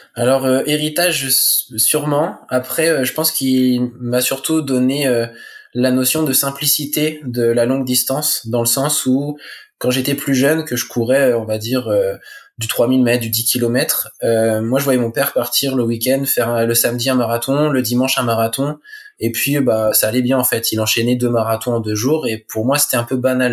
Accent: La Manche, Normandy, France; je suis originaire de la Manche, en Normandie.

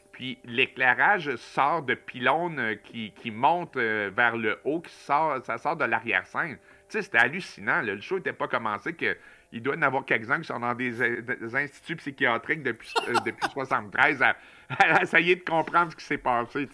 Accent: Montreal, Quebec, Canada; moved away as an adult; now in Matane, Canada; j'ai habité presque toute ma vie euh, à Montréal, sauf que depuis deux ans et demi, j'habite à Matane

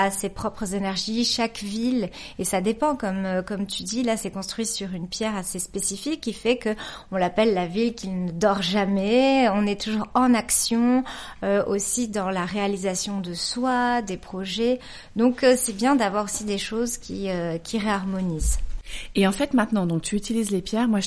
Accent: Nouvelle-Aquitaine, France; j'ai grandi aussi au Pays Basque, que tu connais bien.

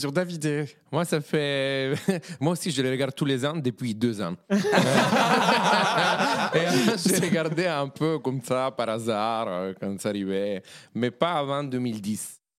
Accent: Sicily, Italy; French is a second language; now in France; Italie Alors, de Sicile, d'une petite ville entre Palerme et Messine.

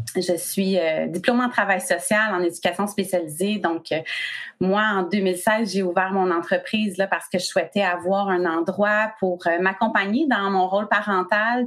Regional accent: Quebec, Canada; je suis du Québec

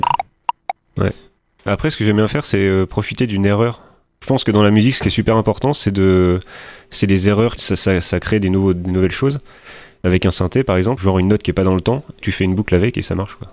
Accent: France

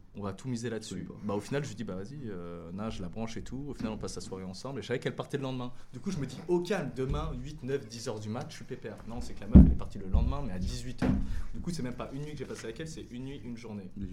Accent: France; accent: French; moved away; je suis français, j'ai le, j'ai le putain d'accent français

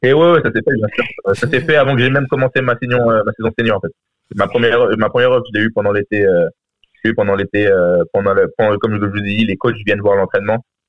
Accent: France; now in United States; j'ai quitté la France assez tôt

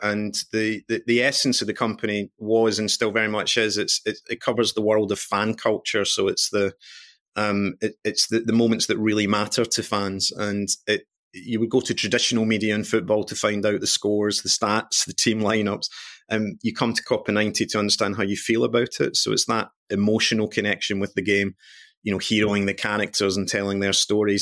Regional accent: Glasgow, Scotland, United Kingdom; I'm Scottish born and bred, come from Glasgow

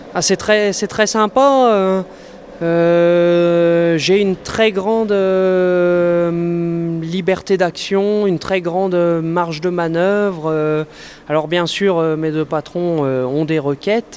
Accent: Nord-Pas-de-Calais, Hauts-de-France, France; also born or lived in Jura; je suis revenu dans le, dans le Nord-Pas-de-Calais, qui est ma région d'origine

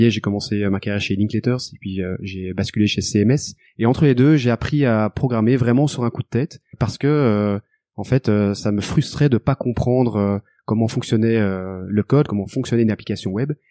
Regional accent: Brussels, Belgium; accent: Belgian

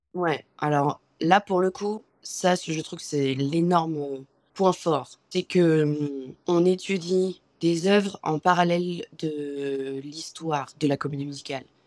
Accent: France; moved away as an adult; now in New York, United States; je suis française

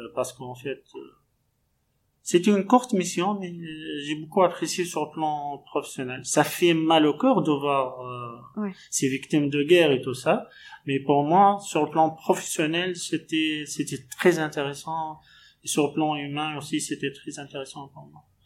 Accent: Tunisia; moved away as an adult; also born or lived in Tunis, Tunisia / Mauritania; now in Moanda, Gabon; je suis originaire de la Tunisie

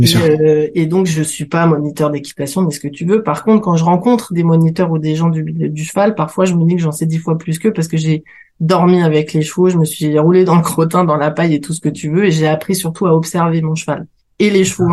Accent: Paris, Île-de-France, France; je suis parisienne, je suis née dans le 9e

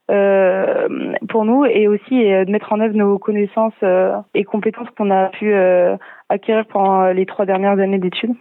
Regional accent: Lyon, Auvergne-Rhône-Alpes, France; je suis de Lyon

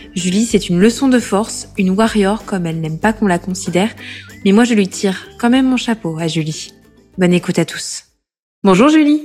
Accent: Corrèze, Nouvelle-Aquitaine, France; born or raised there; moved away as an adult; now in Paris, France

